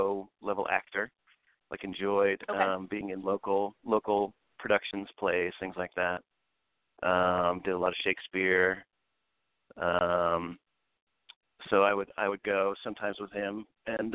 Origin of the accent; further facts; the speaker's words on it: Philadelphia, Pennsylvania, United States; I grew up in Philadelphia